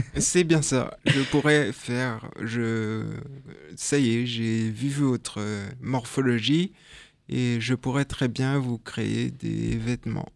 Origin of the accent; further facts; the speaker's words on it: France; moved away as an adult; also born or lived in Belgium; je suis français. Hein. je suis parti en Belgique ah juste pour mes études